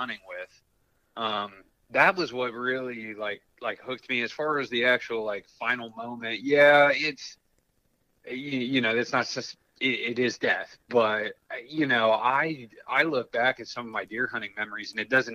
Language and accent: English; Columbus, Ohio, United States; I grew up in Columbus, Ohio, city kid.